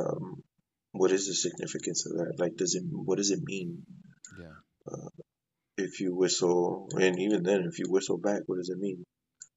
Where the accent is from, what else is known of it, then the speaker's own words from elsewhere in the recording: Dallas, Texas, United States; I'm from the Dallas area, Oak Cliff to be exact, which is that's where I'm from.